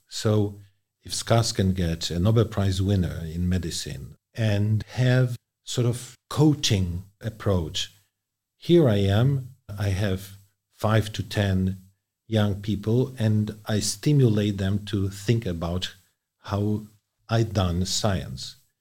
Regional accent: Poland; moved away; my home country, Poland

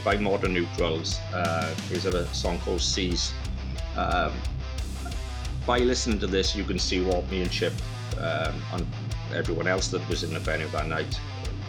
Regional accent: Blackwood, Wales, United Kingdom; our fellow Blackwood band friends. So from hometown to over the bridge

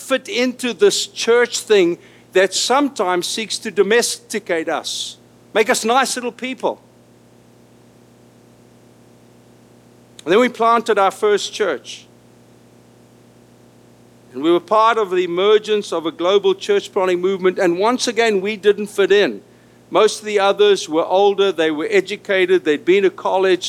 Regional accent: South Africa; first language Afrikaans; English is a second language; moved away as an adult; now in Los Angeles, United States; I was born an Afrikaner in South Africa

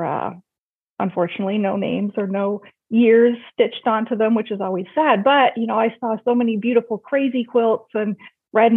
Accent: Lindsay, Ontario, Canada; I grew up in a small town not far from Toronto, so about an hour away, called Lindsay, Ontario.

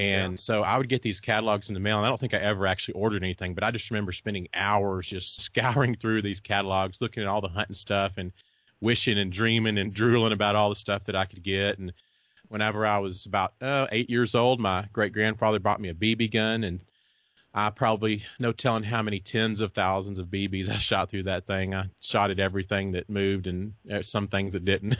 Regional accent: Texas, United States; also born or lived in Kansas; I was born and raised here in Texas. Did live in Kansas for about four years, but other than that, I've lived in Texas all my life

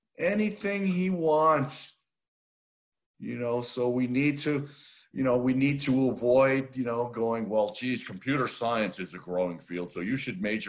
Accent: Northeast, United States; I obviously, growing up in the Northeast, I didn't even think about coming south

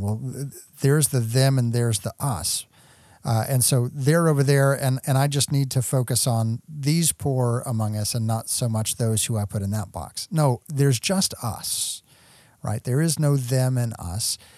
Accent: West Texas, United States; also born or lived in Kentucky; I was born in Kentucky. I moved to West Texas early on through, through no fault of my own, and yet I am, if you ask anyone around me, fully Texan

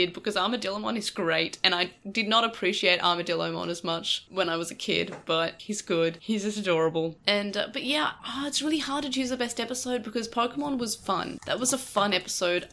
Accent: Manchester, North West England, United Kingdom; I'm not Australian because obviously I'm from Manchester.

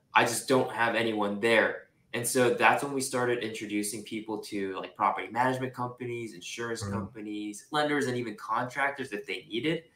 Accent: Singapore; moved away as an adult; also born or lived in Japan; now in California, United States; I was born in Japan. So I'm Japanese, and I was raised there until I was five. And then I grew up in Singapore pretty much my entire life

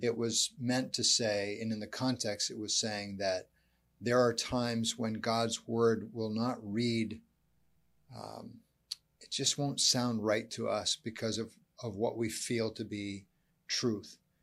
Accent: United States; also born or lived in Canada; being an American

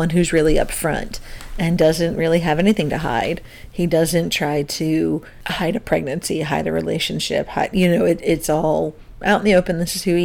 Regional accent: New Jersey, United States; I grew up in Central South Jersey

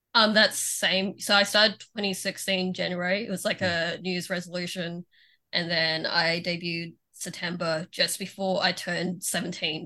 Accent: Melbourne, Victoria, Australia

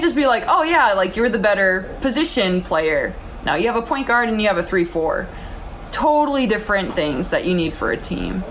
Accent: United States; moved away as an adult; I'm an American

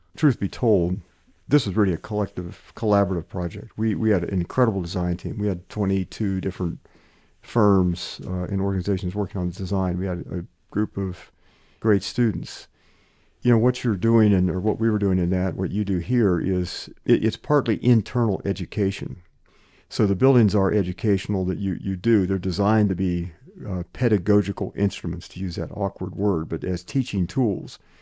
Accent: New Wilmington, Pennsylvania, United States; also born or lived in Des Moines, Iowa; growing up in, in Western Pennsylvania, my dad was president of a college in a town called New Wilmington, Pennsylvania

